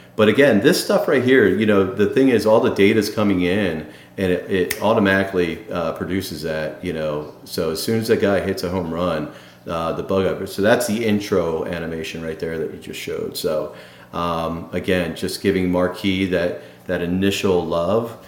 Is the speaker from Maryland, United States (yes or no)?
yes; Baltimore, Maryland, United States; the Baltimore Orioles, which happens to be my hometown